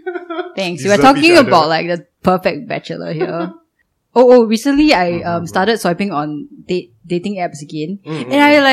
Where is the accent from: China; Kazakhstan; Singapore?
Singapore; as a Singaporean